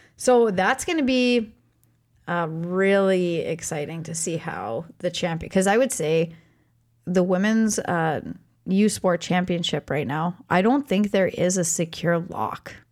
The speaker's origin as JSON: {"language": "English", "country": "Canada", "said": "I am Canadian"}